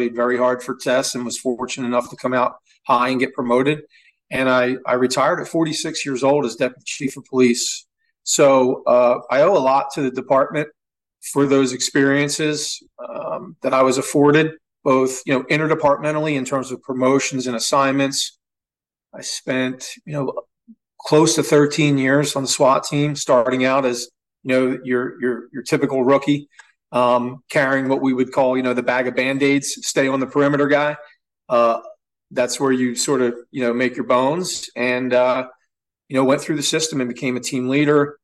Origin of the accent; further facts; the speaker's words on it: Atlantic City, New Jersey, United States; I was born in Southern New Jersey, specifically Atlantic City, New Jersey